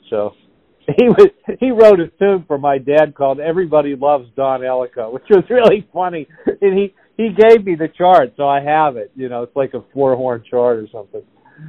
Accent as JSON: {"language": "English", "town": "Pittsburgh", "region": "Pennsylvania", "country": "United States", "lives_now": "Nashville, United States"}